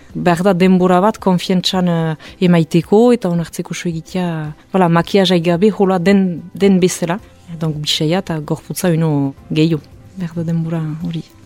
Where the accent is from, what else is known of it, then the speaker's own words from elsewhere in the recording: Hasparren, Nouvelle-Aquitaine, France; sortzez azpagnekoa niz